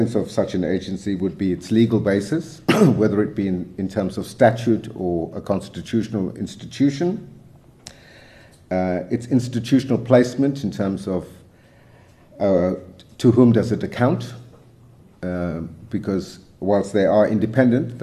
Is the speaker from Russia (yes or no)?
no; South Africa; we as broader South African society